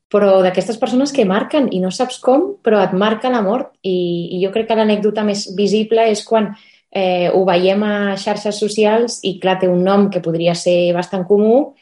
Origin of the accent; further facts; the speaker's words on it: Barcelona, Catalonia, Spain; els que som així més de Barcelona, que ens pilla lluny